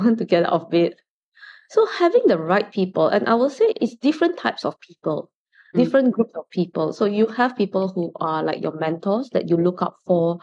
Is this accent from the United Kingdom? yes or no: no; Singapore; growing up in Singapore